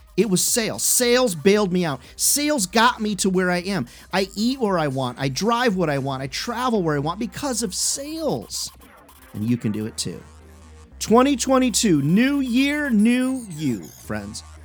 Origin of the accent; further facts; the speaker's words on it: Midwest, United States; also born or lived in Chicago / Iowa / Illinois; I grew up in the Midwest, Chicago, Iowa, Illinois